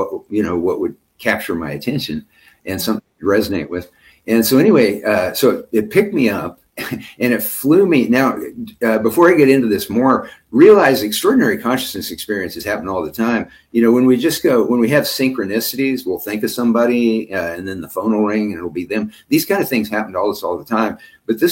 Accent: Ellis, Kansas, United States; I grew up in Western Kansas, in Ellis, Kansas, and it was a population of 2,000

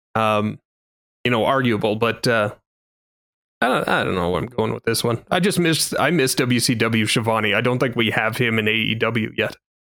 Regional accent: Canada; as a Canadian

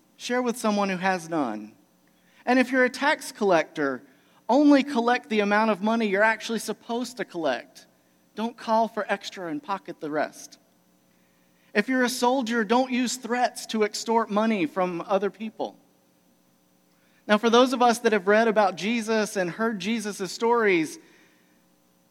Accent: Georgia, United States; moved away; also born or lived in Michigan; I'm originally here from Georgia

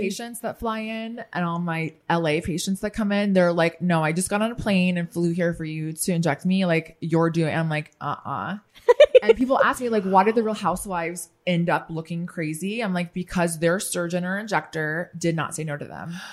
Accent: Midwest, United States; now in Washington, D.C., United States; I grew up in the Midwest, so for me, I talk to everyone

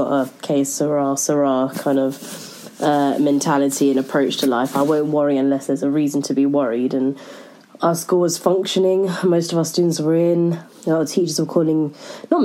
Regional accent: London, United Kingdom; I'm from South London and I am an English teacher

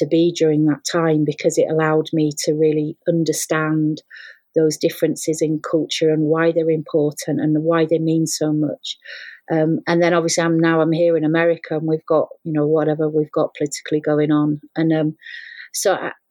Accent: England, United Kingdom; accent: English; moved away; also born or lived in Scotland; I've got an English accent, I'm not Scottish

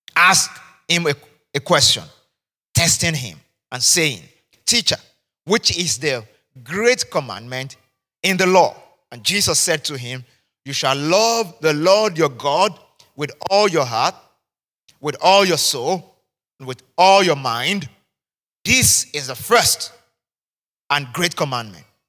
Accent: Nigeria; I'm Nigerian, I'm a Yoruba man

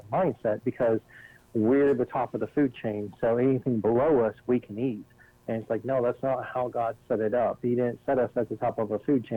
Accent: the South, United States; I'm from the South

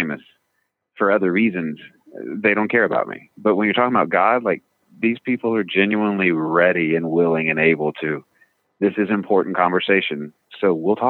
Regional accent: Midland, Texas, United States; also born or lived in California / Washington; now in Virginia, United States; I grew up in Midland, Texas

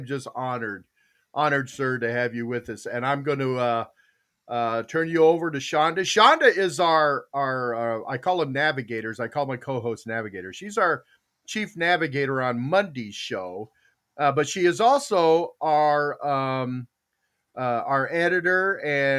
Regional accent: Tucson, Arizona, United States; it was where I grew up in Tucson

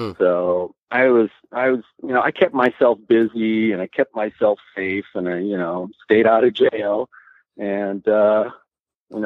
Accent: Milwaukee, Wisconsin, United States; also born or lived in Sheboygan, Wisconsin; I was born in Milwaukee. My parents moved to Sheboygan, which was the rural community

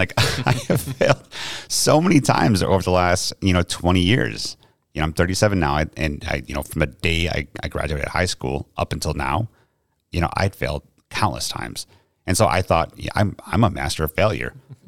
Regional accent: New York, United States; accent: New York; So I am not from here. Obviously, I'm from New York. I have tried to hide my accent as much as possible just because people here don't take too kindly to it.

